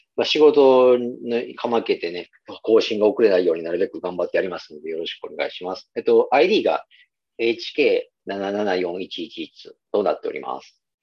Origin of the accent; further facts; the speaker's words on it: Nara, Japan; also born or lived in Osaka; 僕は地元は奈良ですけど、高校は大阪に行ったんですよね